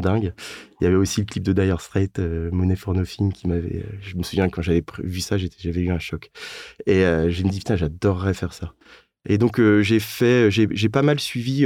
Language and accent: French; Rennes, Brittany, France; je viens de, de Rennes.